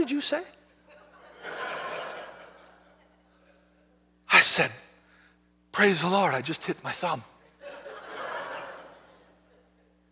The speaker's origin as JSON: {"language": "English", "country": "United States", "said": "I'm an American"}